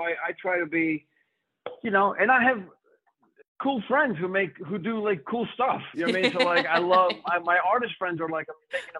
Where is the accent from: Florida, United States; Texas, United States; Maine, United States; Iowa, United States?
Florida, United States; Miami Beach; also born or lived in New York; I grew up in Miami Beach, which is where I am right now.